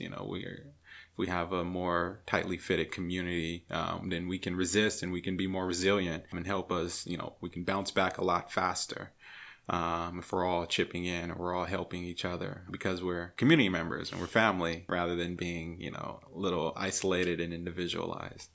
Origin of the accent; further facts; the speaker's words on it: California, United States; also born or lived in Louisiana; now in Portland, United States; I'm originally from California